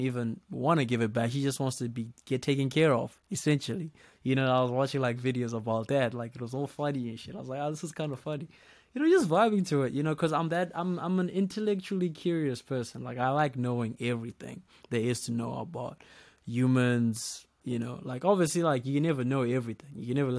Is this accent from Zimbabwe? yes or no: yes; Zimbabwe; the culture back in my country, you know, because I'm Zimbabwean.